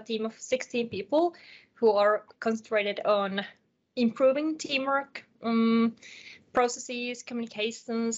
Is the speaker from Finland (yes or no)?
yes; Finland; English is a second language; I'm from Finland